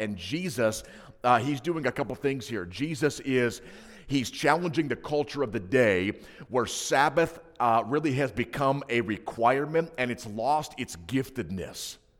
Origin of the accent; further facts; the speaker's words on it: Hinsdale, Illinois, United States; I grew up in a small, um, Adventist ghetto, uh, known as Hinsdale, Illinois